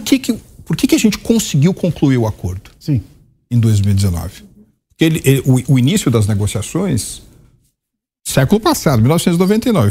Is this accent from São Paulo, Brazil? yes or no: yes; São Paulo, Brazil; eu sou paulista